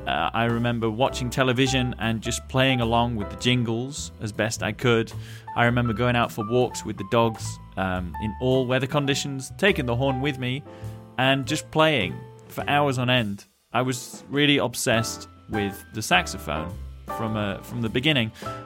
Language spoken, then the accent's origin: English; England, United Kingdom; moved away; Being a British musician abroad does have its challenges.